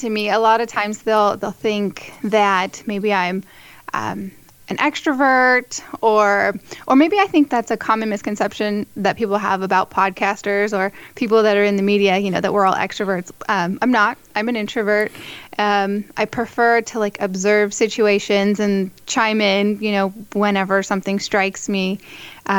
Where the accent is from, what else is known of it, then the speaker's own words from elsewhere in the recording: San Diego, California, United States; I am from San Diego, California, born and raised, and I am a cradle Catholic